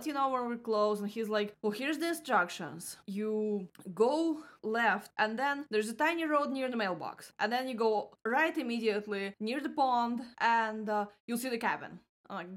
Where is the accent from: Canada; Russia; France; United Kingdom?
Russia; moved away as an adult; now in Florida, United States; since I left Russia